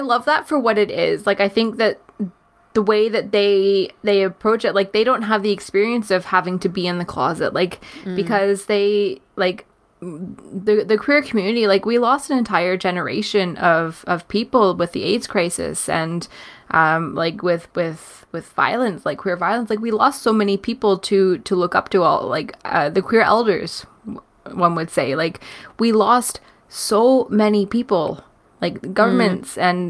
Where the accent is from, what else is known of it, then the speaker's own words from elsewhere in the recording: Canada; as a Canadian